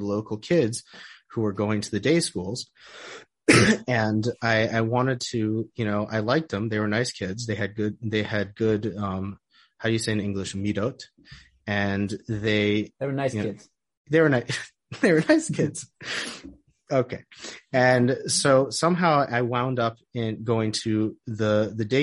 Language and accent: English; Oak Park, Michigan, United States; moved away as an adult; now in Israel; I'm originally from Detroit. I grew up in Oak Park